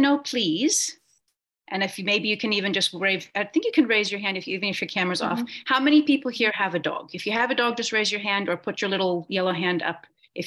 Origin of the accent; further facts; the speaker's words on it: Portland, Oregon, United States; moved away as an adult; now in Cape Town, South Africa; I am originally from Oregon in the States. I grew up in Portland